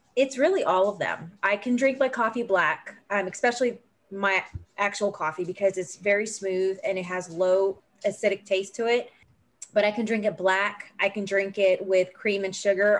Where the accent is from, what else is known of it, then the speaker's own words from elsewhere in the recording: California, United States; moved away as an adult; now in South Carolina, United States; I'm actually a California native. So I was born and raised in California before I joined the Navy